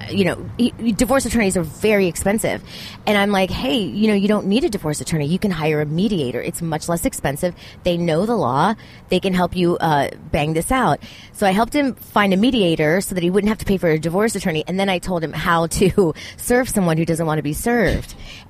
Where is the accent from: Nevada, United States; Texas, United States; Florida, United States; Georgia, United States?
Florida, United States; Miami; born or raised there